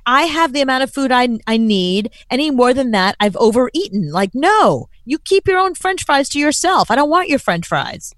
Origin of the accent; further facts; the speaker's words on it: United States; being an American